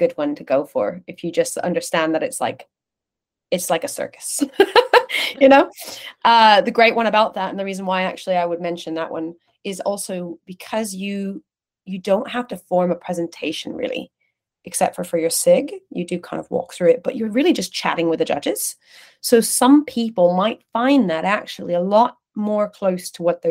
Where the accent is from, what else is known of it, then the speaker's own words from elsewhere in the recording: California, United States; now in London, United Kingdom; I grew up in California. I grew up in a kind of community, Latin American community